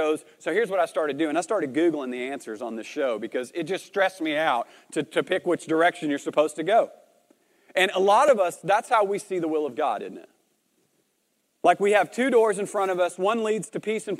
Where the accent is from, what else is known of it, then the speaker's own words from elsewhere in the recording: Arkansas, United States; moved away as an adult; also born or lived in Marshfield; Arkansas, which is where I'm originally from, if you can't tell from my accent